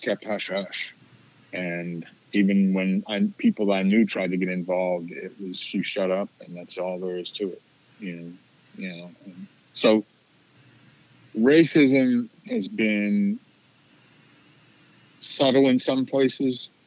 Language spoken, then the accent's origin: English; Central Pennsylvania, United States; this is a small town. This is a small town, Central Pennsylvania